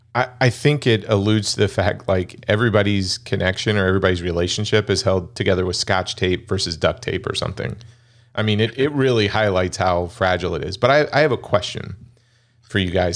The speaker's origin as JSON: {"language": "English", "country": "United States", "tie": "born or raised there", "said": "I'm American-born Chinese"}